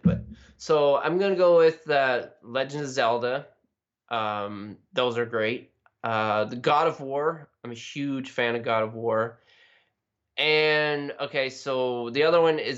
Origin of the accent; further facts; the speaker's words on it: Canada; I'm from Canada, and we wear toques all the time